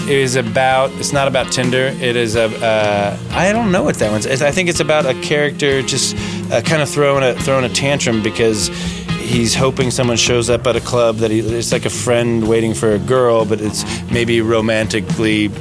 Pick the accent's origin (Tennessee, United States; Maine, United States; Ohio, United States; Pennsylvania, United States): Ohio, United States; Cincinnati; growing up in Cincinnati